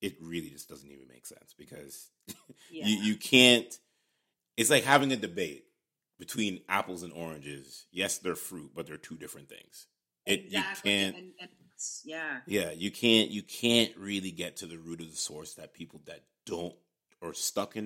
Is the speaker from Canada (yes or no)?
yes; Canada; we're both here from Canada